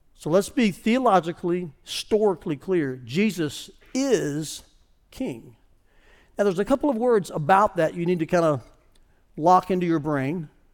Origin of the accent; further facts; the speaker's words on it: United States; As an American